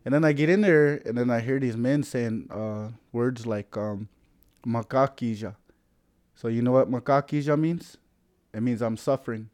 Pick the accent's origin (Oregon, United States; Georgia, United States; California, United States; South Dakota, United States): South Dakota, United States; I'm from the Oyuch Pei band, uh, where we settled down in, um, Anderson, South Dakota